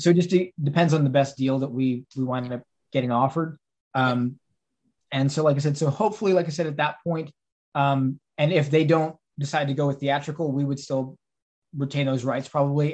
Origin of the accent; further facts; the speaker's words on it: Texas, United States; now in Pittsburgh, United States; I'm from Texas